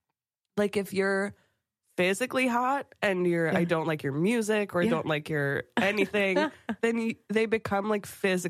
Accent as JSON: {"language": "English", "town": "Chappaqua", "region": "New York", "country": "United States", "tie": "born or raised there", "said": "in my hometown, we had like three elementary schools because there were a lot of fucking kids."}